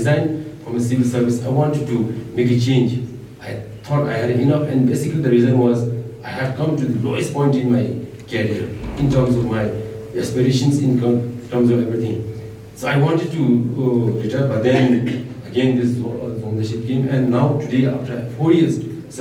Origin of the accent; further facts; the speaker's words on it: Thimphu, Bhutan; I am born and brought up in Thimphu